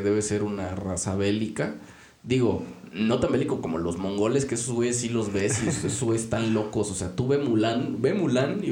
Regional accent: Mexico; aquí en México

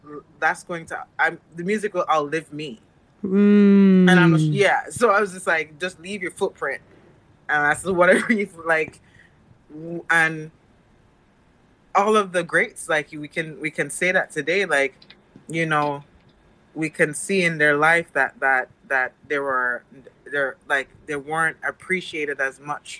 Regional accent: Mandeville, Manchester Parish, Jamaica; moved away; I grew up in Mandeville, what they consider the country

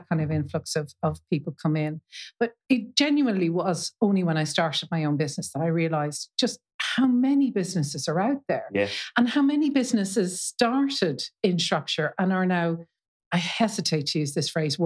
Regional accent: Dublin, Leinster, Ireland; now in Shrewsbury, United Kingdom; me from Dublin

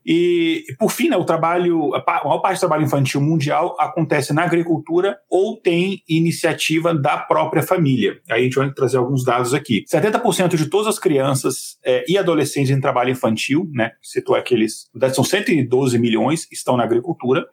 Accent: Brasília, Federal District, Brazil; also born or lived in Minas Gerais (north); Eu, apesar de ter nascido em Minas, eu cresci em Brasília

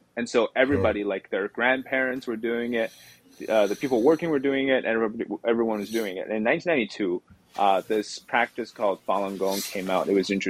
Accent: Canada; now in New York, United States; Yeah, so I'm Canadian actually, but I moved here, I got married here

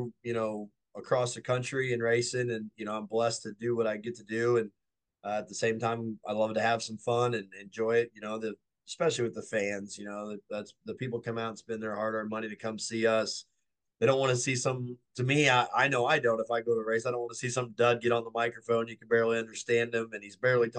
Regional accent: St. Charles, Missouri, United States; it's in my hometown

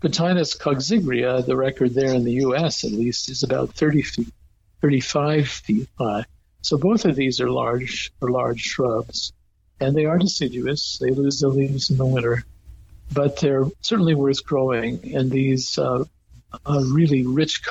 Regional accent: California, United States; as a Californian

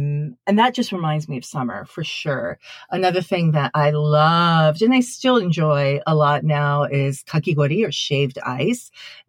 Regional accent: Sendai, Miyagi, Japan; But when I was growing up in Sendai, you know, northern part of Japan, Sendai actually has one of the biggest and most impressive Tanabata festivals in Japan.

